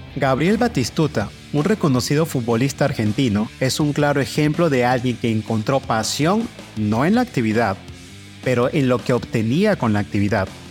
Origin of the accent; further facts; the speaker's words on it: Venezuela; moved away as an adult; Como migrante venezolano